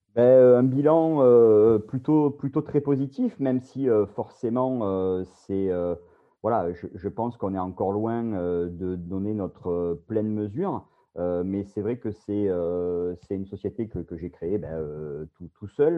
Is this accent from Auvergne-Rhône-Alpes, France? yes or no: no; Bouches-du-Rhône, Provence-Alpes-Côte d'Azur, France; accent: southern French; moved away as an adult; also born or lived in Paris; je suis originaire euh, des Bouches-du-Rhône, dans le sud-est de la France, comme euh, mon accent l'indique